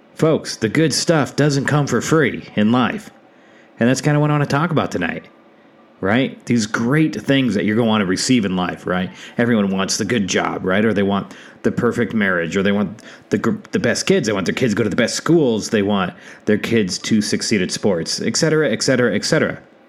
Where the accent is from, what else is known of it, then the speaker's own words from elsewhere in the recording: South Dakota, United States; moved away as an adult; my home state of South Dakota